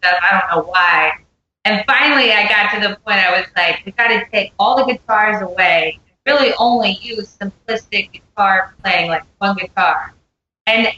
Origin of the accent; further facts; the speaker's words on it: Pennsylvania, United States; now in Nashville, United States; I live in Nashville, and I grew up in Pennsylvania